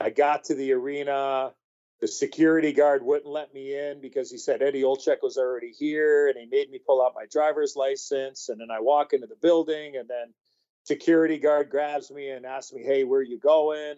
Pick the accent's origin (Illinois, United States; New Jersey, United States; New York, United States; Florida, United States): Illinois, United States; Chicago; I grew up in Chicago